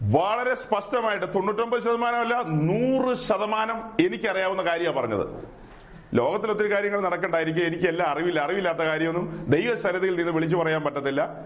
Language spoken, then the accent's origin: Malayalam; Perumbavoor, Kerala, India; ഞങ്ങളുടെ നാട്ടിൽ പെരുമ്പാവൂരിലുള്ള